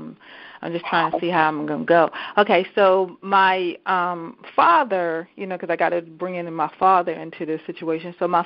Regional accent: Baltimore, Maryland, United States; also born or lived in Columbia, Maryland; So I moved from Baltimore City. So I grew up in Baltimore City.

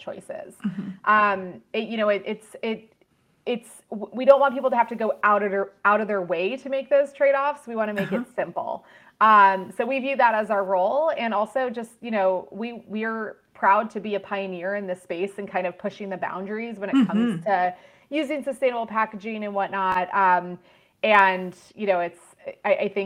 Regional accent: Ohio, United States; now in Santa Barbara, United States; I grew up in Ohio, so I know what those brutal winters can be like

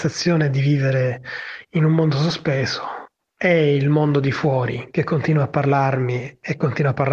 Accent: Palermo, Sicily, Italy

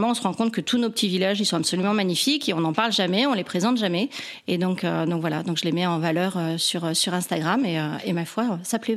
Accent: Montpellier, Occitania, France; now in Vaucluse, France; je viens de Montpellier.

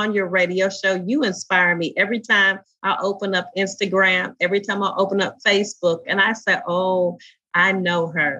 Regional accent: Indianapolis, Indiana, United States; the little girl growing up in Indianapolis

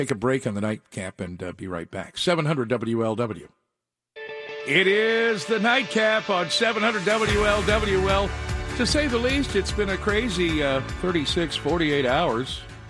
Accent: United States; As an American

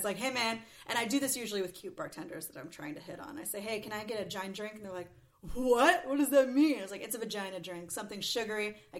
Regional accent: Oakland, California, United States; You know, I'm from Oakland.

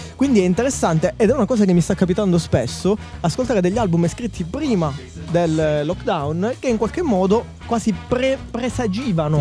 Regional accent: Sicily, Italy; io da siciliano

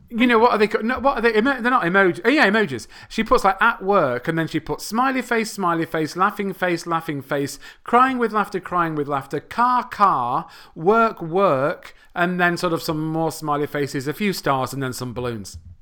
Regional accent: England, United Kingdom; first language English; I come from a country called England.

